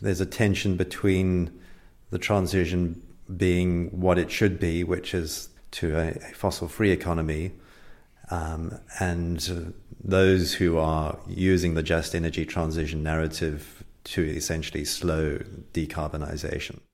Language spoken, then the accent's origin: English; Oklahoma, United States; moved away; I grew up in Oklahoma